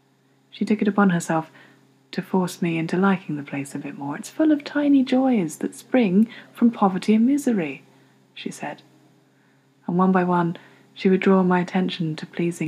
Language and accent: English; the Medway towns, South East England, United Kingdom; In a few months' time, I'm going to move from the Medway towns where I've lived all my life to London, where I hope to live for the remainder of it.